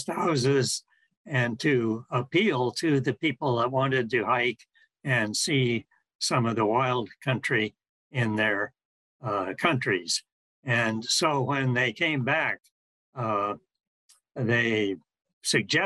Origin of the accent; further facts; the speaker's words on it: Denver, Colorado, United States; moved away as an adult; now in Honolulu, United States; I grew up in Denver, and my parents were quite fascinated by the mountains there